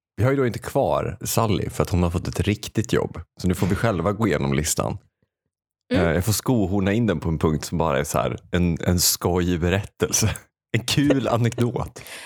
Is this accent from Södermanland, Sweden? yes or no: no; Säffle, Värmland, Sweden; accent: Säffle dialect; moved away; min värmländska bakgrund